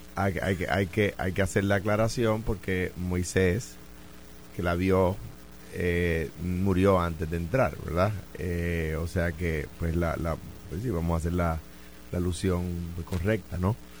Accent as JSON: {"language": "Spanish", "country": "Puerto Rico"}